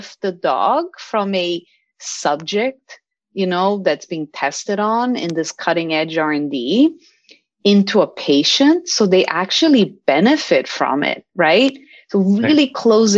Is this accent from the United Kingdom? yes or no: no; Brazil; now in United States; I'm from Brazil